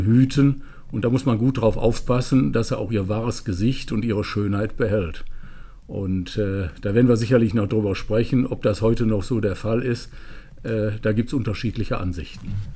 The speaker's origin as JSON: {"language": "German", "town": "Remscheid", "region": "North Rhine-Westphalia", "country": "Germany", "tie": "born or raised there", "said": "meine Heimatstadt Lennep, ich bin im historischen Stadtkern geboren"}